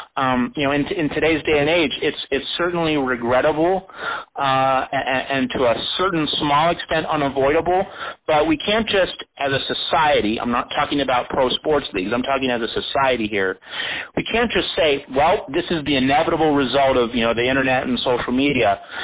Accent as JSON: {"language": "English", "country": "United States"}